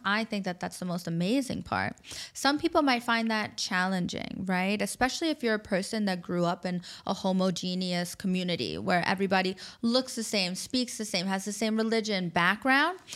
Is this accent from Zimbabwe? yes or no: no; New York, United States; moved away as an adult; also born or lived in Abu Dhabi, UAE; now in Dubai, United Arab Emirates; I grew up in New York